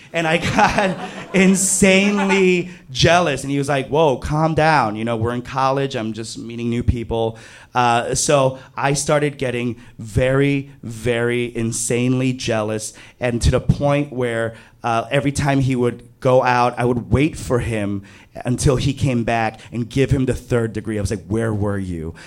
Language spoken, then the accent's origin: English; New York City, New York, United States; I grew up in Flushing, Queens